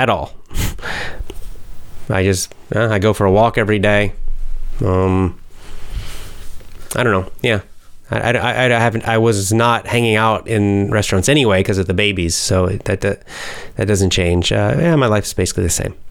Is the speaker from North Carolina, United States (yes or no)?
no; Georgia, United States; my home state of Georgia